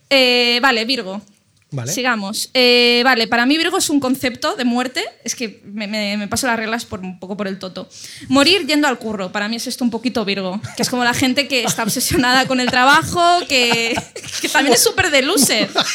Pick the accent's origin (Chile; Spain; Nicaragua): Spain; Ibiza, Balearic Islands; moved away; el hospital donde yo nací